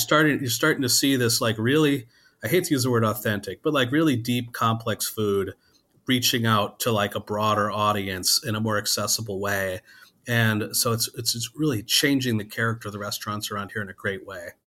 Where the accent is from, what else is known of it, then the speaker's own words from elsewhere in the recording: Wisconsin, United States; I grew up in Wisconsin